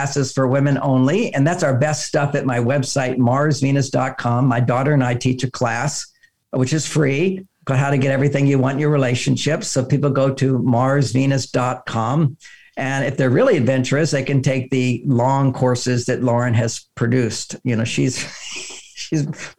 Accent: Houston, Texas, United States; I grew up in Houston, Texas

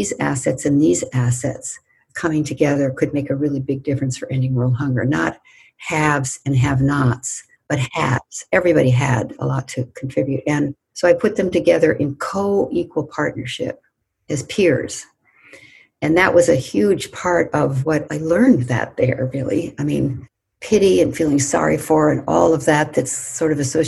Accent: United States; I was white and from the United States

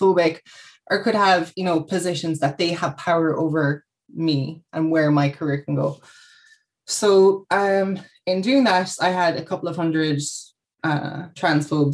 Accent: Kerry, Munster, Ireland; moved away as an adult; now in Cork, Ireland; I've been living in Cork about 10-ish years. I'm from Kerry originally

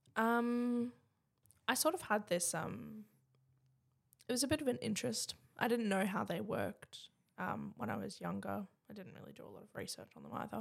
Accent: Adelaide, South Australia, Australia; I was born in Bedford Park in Adelaide

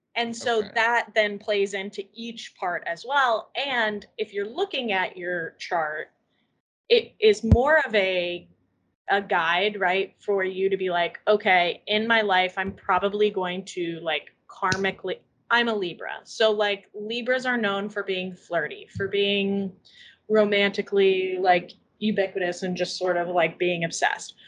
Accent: Columbus, Indiana, United States; moved away; the older I get and the further removed I am from Columbus

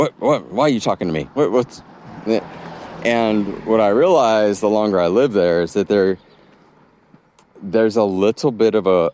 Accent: Texas, United States; moved away as an adult; also born or lived in Massachusetts; I grew up in Texas, and then I went to college in the Northeast and Massachusetts

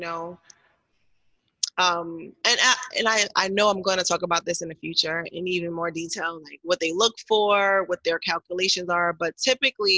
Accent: Newark, New Jersey, United States; I grew up in Newark, went to high school in Newark.

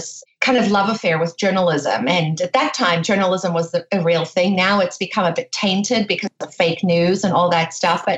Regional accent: South Africa; I grew up in South Africa

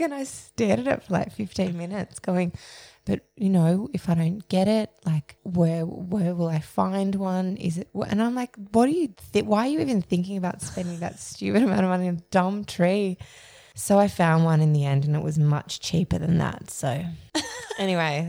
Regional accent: Melbourne, Victoria, Australia; I was born in Melbourne. I grew up in Mount Waverley.

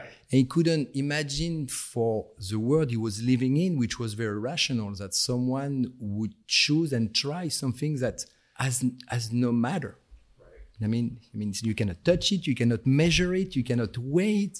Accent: near the Belgian border, Hauts-de-France, France; accent: French; English is a second language; moved away as an adult; also born or lived in Paris; now in United States; I was born in Paris and I was raised in an northern part of France next to the border with Belgium

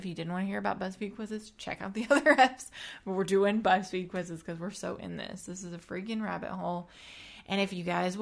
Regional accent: Texas, United States; we're from Texas

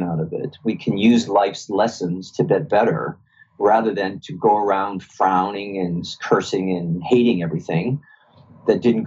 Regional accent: Boston, Massachusetts, United States; I grew up around Boston

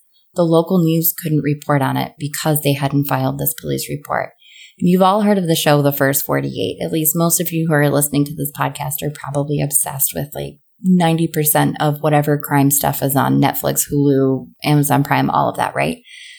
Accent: Buffalo, New York, United States; now in Virginia Beach, United States; I can remember as a kid growing up in Buffalo, New York

